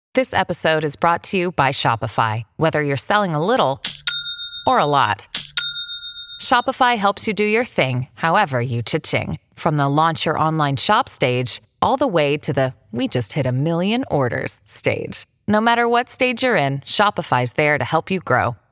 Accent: Uganda; moved away; I come from Uganda. I was born in a small village.

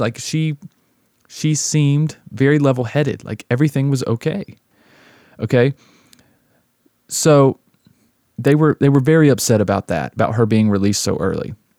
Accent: the South, United States; also born or lived in Las Vegas; my hometown in the South

